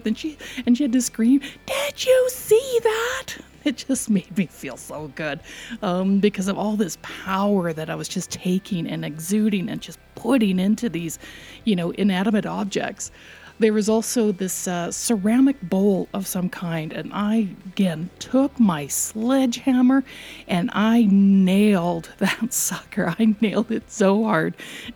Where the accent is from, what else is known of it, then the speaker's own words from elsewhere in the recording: Canada; We're so Canadian